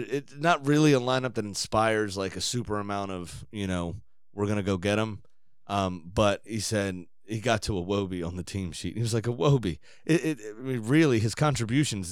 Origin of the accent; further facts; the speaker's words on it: United States; as an American